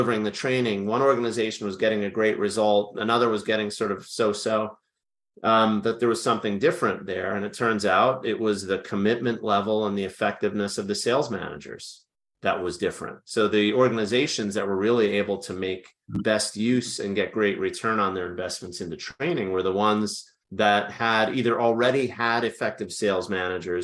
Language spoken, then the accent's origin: English; New York area, United States; moved away as an adult; now in Washington, D.C., United States; born and raised in the New York area.